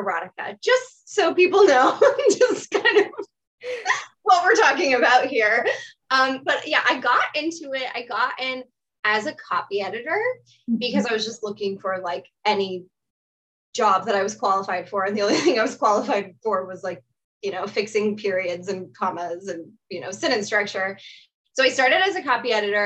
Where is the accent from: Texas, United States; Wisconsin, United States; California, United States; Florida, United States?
Texas, United States; Austin; also born or lived in Memphis, Tennessee; from Austin, Texas. This is where I was born and raised. I live here currently.